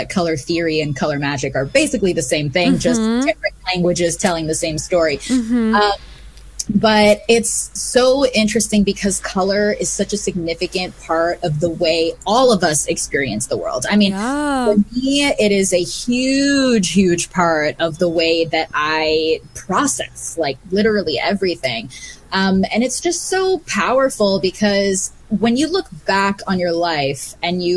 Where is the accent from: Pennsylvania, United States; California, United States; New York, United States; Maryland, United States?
Maryland, United States; Bethesda; also born or lived in Canada; I grew up on the East Coast in Bethesda, Maryland